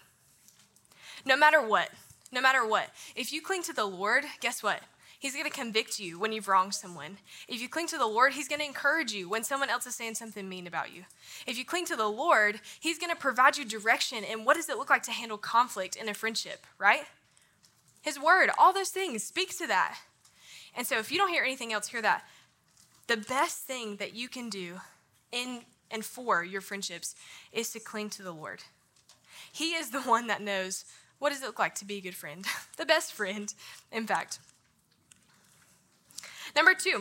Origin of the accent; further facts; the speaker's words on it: North Carolina, United States; now in Memphis, United States; people talk about my accent all the time. I'm from North Carolina. I'm from a small town